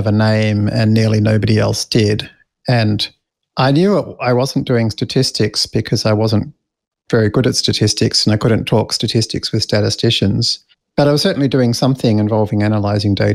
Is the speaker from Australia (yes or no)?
yes; Australia; moved away as an adult; now in United States; we're Australian